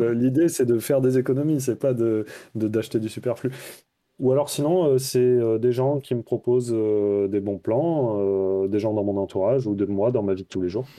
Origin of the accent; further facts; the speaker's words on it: Toulouse, Occitania, France; moved away as an adult; also born or lived in Bordeaux / Paris; Je viens de Toulouse à la base, j'ai fait mes études à Bordeaux aussi